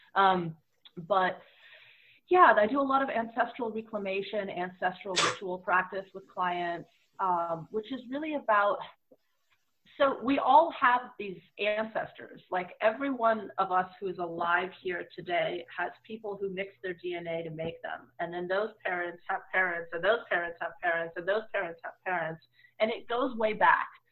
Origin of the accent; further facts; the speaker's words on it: Bay Area, California, United States; I grew up in the Bay Area, which is a very diverse place